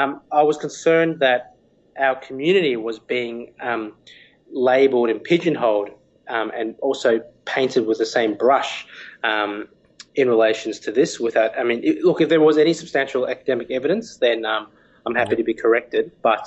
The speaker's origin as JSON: {"language": "English", "country": "Australia", "tie": "born or raised there", "said": "growing up in Australia."}